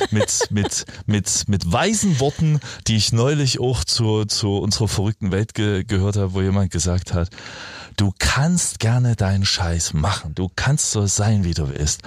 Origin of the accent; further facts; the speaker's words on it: East Germany, Germany; bei uns im Osten